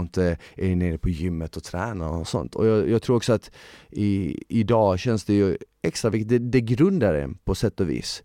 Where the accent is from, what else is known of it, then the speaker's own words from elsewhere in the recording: Malmö, Skåne, Sweden; jag växte upp i Malmö i delar som var liksom lite sjaskiga